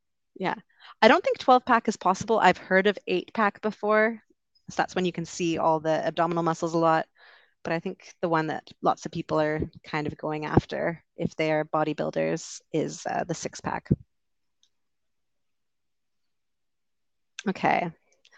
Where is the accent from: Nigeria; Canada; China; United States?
Canada; Vancouver, British Columbia; I'm from Vancouver